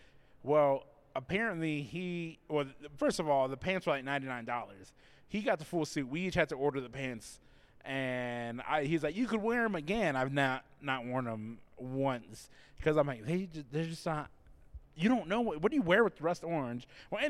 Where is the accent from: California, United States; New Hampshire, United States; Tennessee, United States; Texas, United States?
Texas, United States; South; I grew up in South Texas.